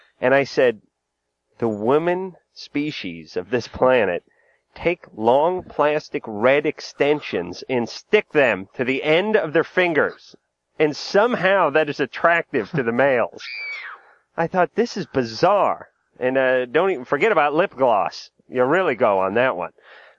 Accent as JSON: {"language": "English", "region": "New England", "country": "United States", "tie": "born or raised there", "said": "I grew up in New England."}